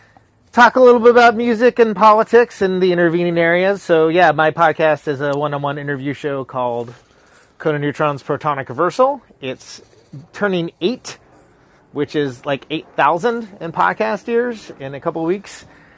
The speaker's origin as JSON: {"language": "English", "country": "United States", "said": "I am a musician. I am a podcaster, and I am American."}